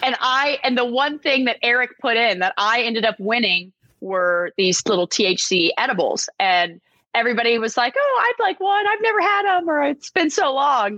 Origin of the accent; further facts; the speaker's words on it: Texas, United States; moved away; I grew up in Texas. My family had a ranch